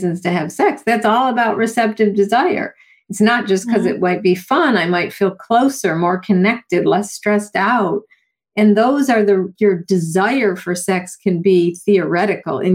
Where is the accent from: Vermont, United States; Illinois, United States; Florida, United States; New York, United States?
New York, United States; Buffalo; I grew up in Buffalo, New York with the snow